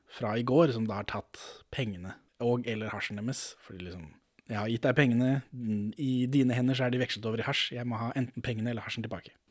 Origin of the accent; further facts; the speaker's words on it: Norway; jeg er ikke fra Sverige, jeg er fra Norge